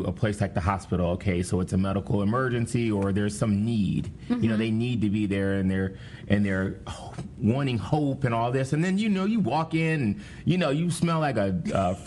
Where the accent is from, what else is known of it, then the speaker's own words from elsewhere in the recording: Cleveland, Ohio, United States; I'm from Cleveland